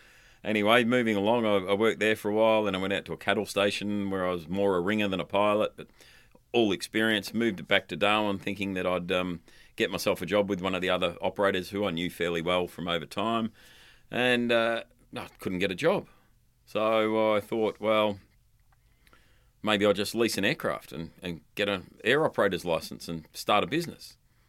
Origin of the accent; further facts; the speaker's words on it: London, United Kingdom; born there; I was born in London, and my mum travelled to and from London three times before I was a month old.